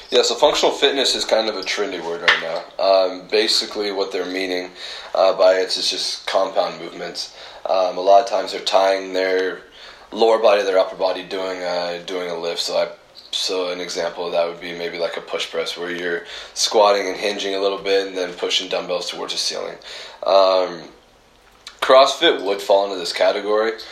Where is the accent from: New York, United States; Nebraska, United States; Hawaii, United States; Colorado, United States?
Nebraska, United States; Alliance; I grew up in Alliance, uh, Nebraska.